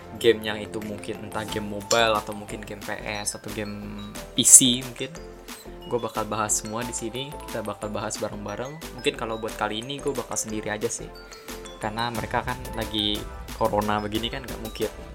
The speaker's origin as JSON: {"language": "Indonesian", "town": "Tangerang", "region": "Banten", "country": "Indonesia", "said": "gue anak SMA, anak Tangerang"}